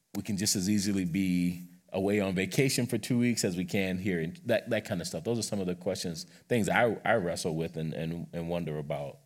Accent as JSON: {"language": "English", "region": "South Carolina", "country": "United States", "tie": "born or raised there", "moved": "yes", "said": "growing up in South Carolina"}